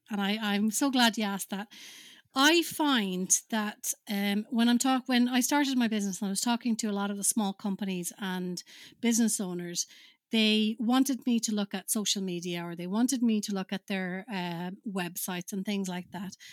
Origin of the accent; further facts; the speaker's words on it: Finland; moved away; I'm originally from Finland